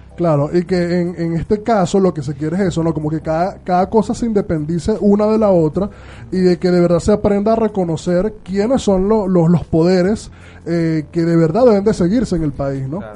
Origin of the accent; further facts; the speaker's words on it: Venezuela; los venezolanos